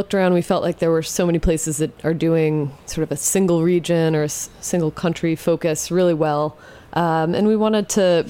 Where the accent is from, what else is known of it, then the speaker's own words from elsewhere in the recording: Jersey Shore, New Jersey, United States; Oh, I grew up in New Jersey. Okay. On the Jersey Shore.